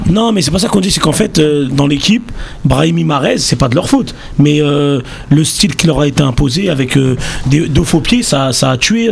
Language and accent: French; Bagnolet, Île-de-France, France; je suis de Bagnolet